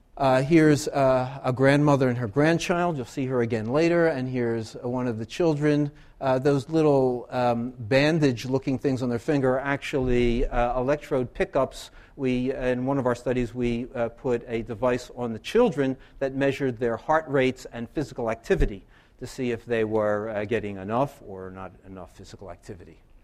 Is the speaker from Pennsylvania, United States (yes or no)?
yes; Philadelphia, Pennsylvania, United States; moved away as an adult; now in Loughborough, United Kingdom; I grew up in Philadelphia